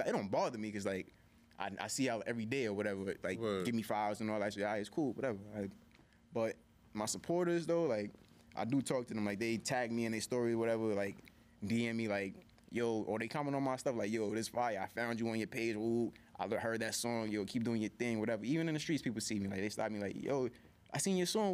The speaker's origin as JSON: {"language": "English", "town": "New York City", "region": "New York", "country": "United States", "said": "I'm from Harlem"}